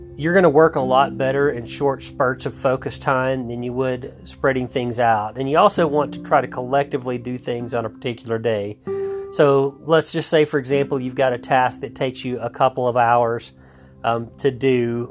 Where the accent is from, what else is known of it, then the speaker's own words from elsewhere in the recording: Texas, United States; I grew up in Texas